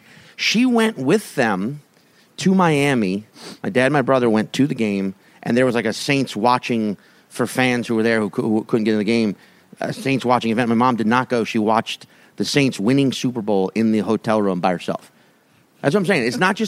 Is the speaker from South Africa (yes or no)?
yes; Cape Town, Western Cape, South Africa; also born or lived in Australia; Well, I'm from Australia originally, but I grew up in Cape Town.